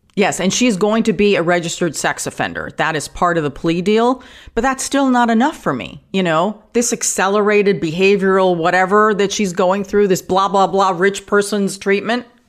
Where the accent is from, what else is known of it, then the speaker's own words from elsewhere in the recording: New York, United States; now in California, United States; Like in New York, I grew up in New York